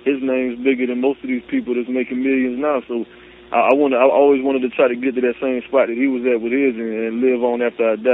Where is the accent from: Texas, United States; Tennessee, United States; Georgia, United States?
Georgia, United States; Claxton; I'm from Georgia